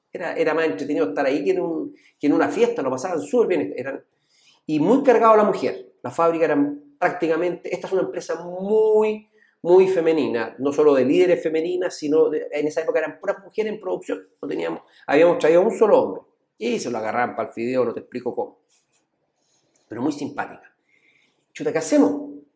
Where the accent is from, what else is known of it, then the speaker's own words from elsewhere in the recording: El Monte, Santiago Metropolitan Region, Chile; Nosotros crecimos en el monte, siempre decimos que somos del monte